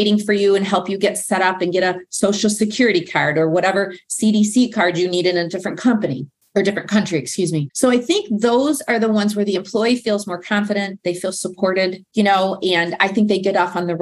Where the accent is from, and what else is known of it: United States; moved away